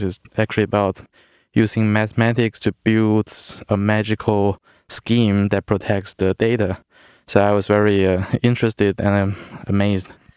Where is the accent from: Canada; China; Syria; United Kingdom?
China; moved away as an adult; also born or lived in Worcester, Massachusetts; originally I'm from China. I did my, uh, high school and, uh, university in China